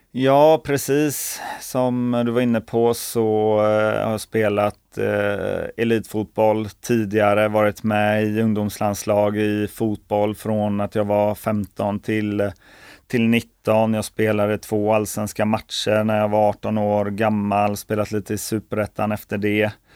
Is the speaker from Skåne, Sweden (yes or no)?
no; Kungsbacka, Halland County, Sweden; där jag är uppväxt i Kungsbacka